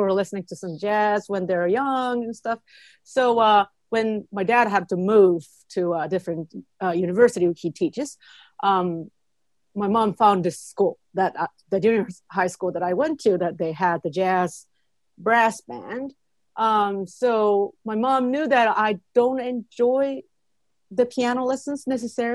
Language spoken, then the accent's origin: English; Kobe, Hyogo, Japan; English is a second language; moved away as an adult; now in New York City, United States; born and raised in Japan